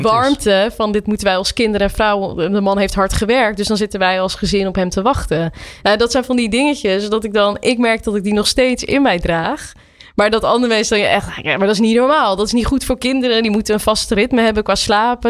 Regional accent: Nieuwerkerk aan den IJssel, South Holland, Netherlands; in Nieuwekerk en de IJssel

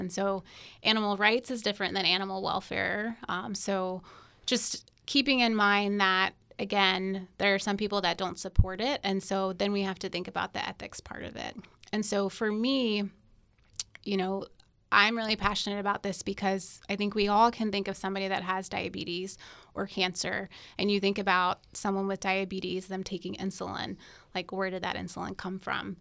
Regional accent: North Carolina, United States; moved away as an adult; also born or lived in Alabama / Houston, Texas; now in Florida, United States; I am originally from North Carolina.

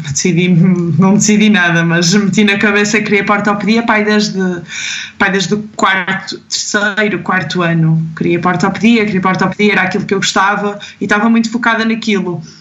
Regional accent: Mozambique; moved away as an adult; porque eu venho da África, venho de, de Moçambique, de um sítio onde não tens nada, onde as prioridades são completamente outras

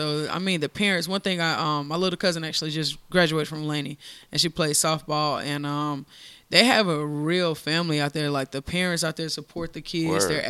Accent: Augusta, Georgia, United States; also born or lived in Monterey, California; I actually was born in Monterey, California, but I was raised in Augusta, Georgia. I love my city.

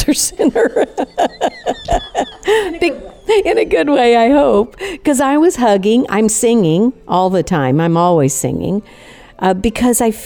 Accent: Chicago, Illinois, United States; moved away; I grew up around Chicago

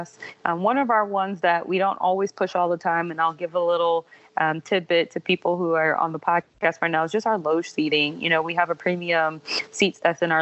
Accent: Illinois, United States; also born or lived in Louisiana; now in Georgia, United States; I'm a Midwesterner at heart, so I'm originally from Illinois.

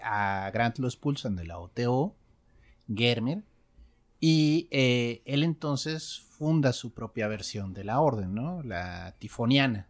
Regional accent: Mexico; aquí en México crecimos

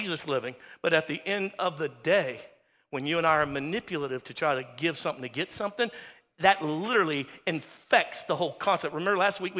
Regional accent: Louisiana, United States; We're from Louisiana

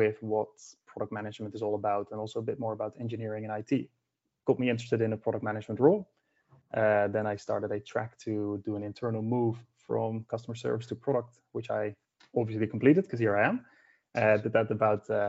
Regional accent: Netherlands; moved away as an adult; now in Sweden; I'm from the Netherlands, currently based in Sweden

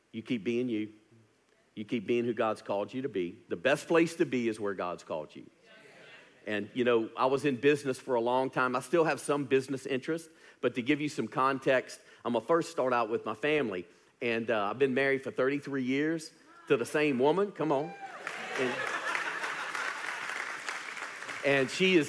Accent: Louisiana, United States; now in Birmingham, United States; I was born and raised in Louisiana

